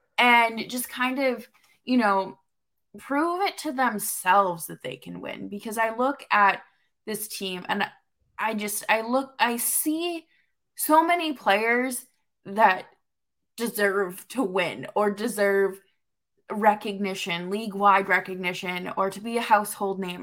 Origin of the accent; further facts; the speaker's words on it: New England, United States; I grew up in New England